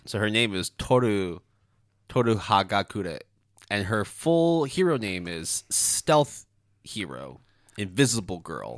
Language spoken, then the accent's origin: English; Canada; I'm Canadian